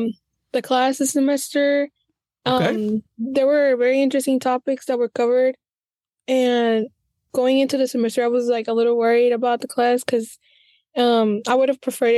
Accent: Bloomington, Illinois, United States; So I was born and raised here in Bloomington, Illinois. I attended and graduated from Bloomington High School.

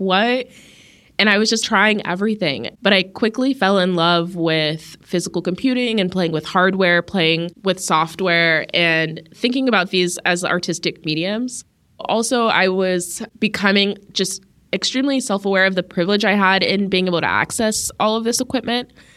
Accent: Las Vegas, Nevada, United States; I grew up in Las Vegas to an Ethiopian American family

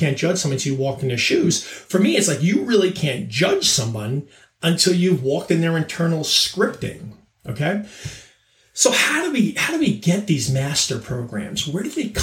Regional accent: Long Island, New York, United States; I grew up on Long Island

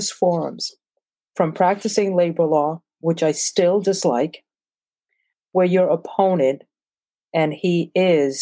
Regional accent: New York City, New York, United States; also born or lived in Brazil / Brookline, Massachusetts / Newark, New Jersey; I'm Asian, born in Brazil, South America, and grew up in Flatbush, Brooklyn

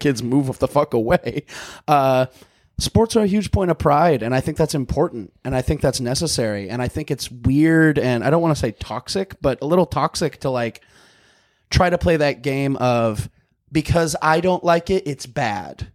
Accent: Missouri, United States; now in North Hollywood, United States; I'm from Missouri.

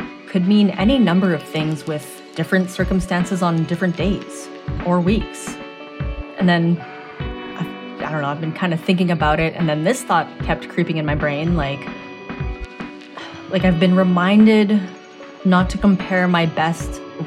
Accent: Canada; I am a Canadian-born Asian

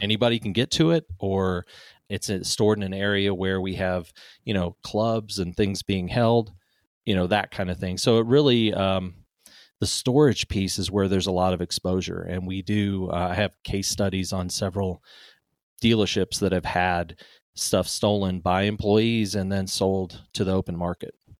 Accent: Cape Town, Western Cape, South Africa; now in United States; I grew up in Cape Town, South Africa.

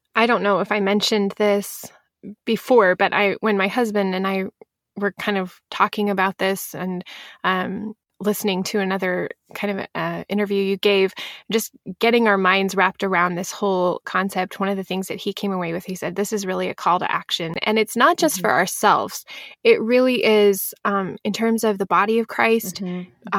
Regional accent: Pacific Northwest, United States; I'm from the Pacific Northwest

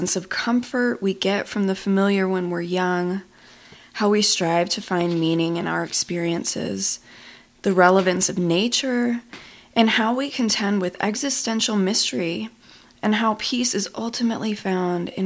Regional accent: Buffalo, New York, United States; moved away as an adult; I grew up in Buffalo, New York

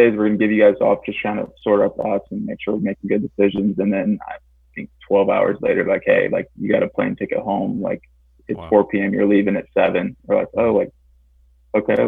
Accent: Ohio, United States; I'm from Ohio, but I've been all around the country playing

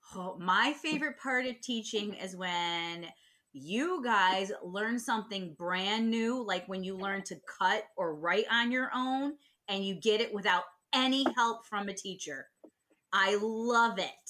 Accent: Liverpool, New York, United States; also born or lived in Syracuse, New York / Baltimore, Maryland; I was born here in Syracuse. Uh, lived in Liverpool my almost my whole entire life. Uh, from my age ten to fifteen, we actually moved to Baltimore, Maryland.

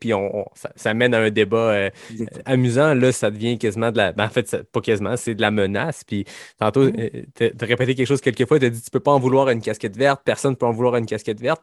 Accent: Quebec, Canada; je suis québécois

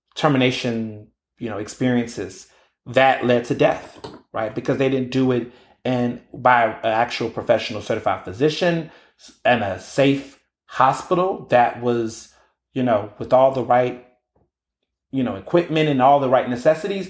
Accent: Houston, Texas, United States; moved away as an adult; also born or lived in Chicago, Illinois / Marianna, Arkansas; now in Philadelphia, United States; I grew up in Houston, Texas

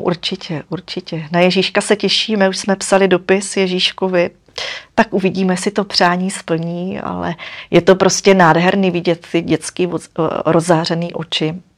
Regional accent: Moravia, Czechia; jsem holka z Moravy

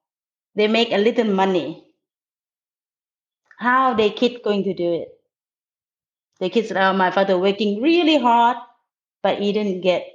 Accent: the South, United States; I grew up in the South and I love seafood

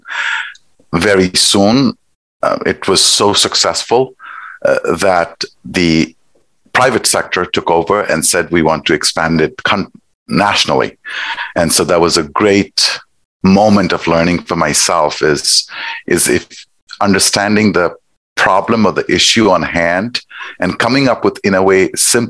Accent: Nepal; moved away; I am originally from Nepal. It's a small country sandwiched between India and China. So I grew up there.

